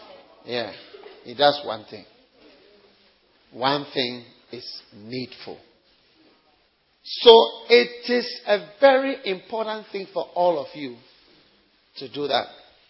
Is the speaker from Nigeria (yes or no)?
yes; Nigeria; let me tell you, I'm a different kind of Nigerian, eh? Different kind of Nigerian.